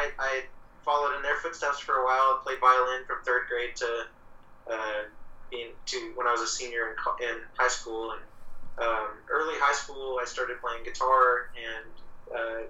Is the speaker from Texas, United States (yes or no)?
yes; Arlington, Texas, United States; I grew up in Arlington, Texas, which is right between Fort Worth and Dallas